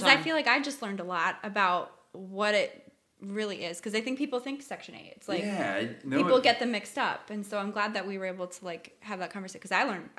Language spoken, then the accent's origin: English; Largo, Florida, United States; also born or lived in St. Petersburg, Florida; I was born in St. Pete, and then my mom's grandparents live in Pinellas Park, but then I grew up in Largo.